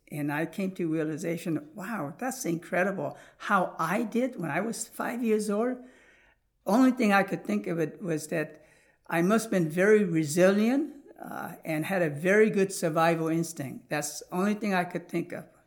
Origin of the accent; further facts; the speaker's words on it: United States; also born or lived in South Korea; when I came into Christian orphanage and growing up in America, obviously I was taught a lot of Judeo-Christian principle